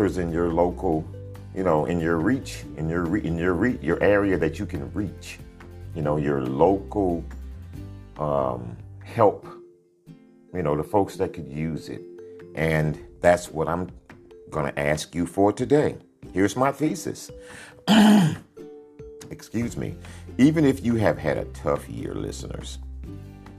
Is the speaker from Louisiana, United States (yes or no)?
no; Dickinson, Texas, United States; now in Sugar Land, United States; I'm from the county from Galveston Bay, a little town called Dickinson, Texas